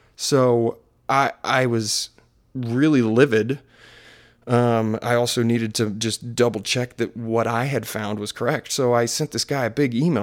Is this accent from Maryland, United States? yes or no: yes; Maryland, United States; accent: Maryland; my Maryland accent